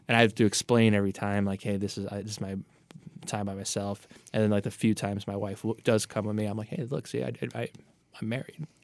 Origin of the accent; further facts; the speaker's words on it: New York City, New York, United States; moved away as an adult; also born or lived in New Jersey; I'm a Staten Islander